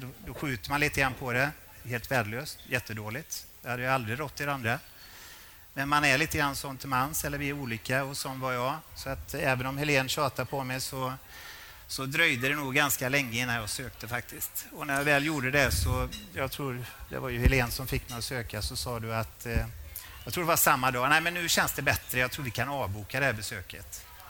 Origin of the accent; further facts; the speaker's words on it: Borås, Västra Götaland, Sweden; jag är från Borås.